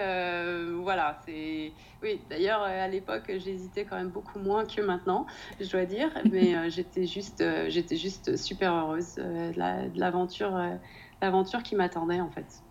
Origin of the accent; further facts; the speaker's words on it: Nantes, Pays de la Loire, France; moved away as an adult; now in Denmark; je suis de Nantes